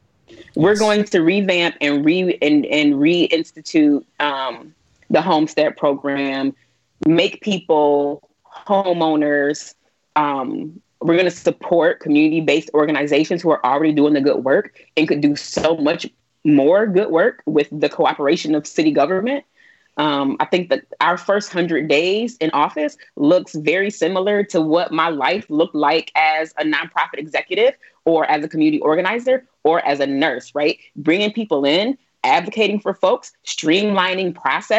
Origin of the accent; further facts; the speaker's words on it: Buffalo, New York, United States; I was born in Buffalo, raised in Buffalo